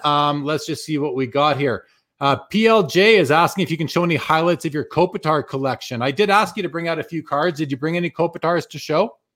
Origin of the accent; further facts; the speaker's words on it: Winnipeg, Manitoba, Canada; now in Calgary, Canada; I'm originally from Winnipeg. I live in Calgary now, but I left. I left Winnipeg just after the well, not just after the Jets left in 96, I left in 02